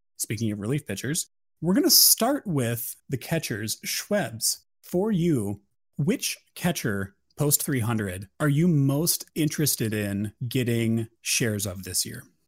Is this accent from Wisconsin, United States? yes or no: yes; Wisconsin, United States; since I'm from Wisconsin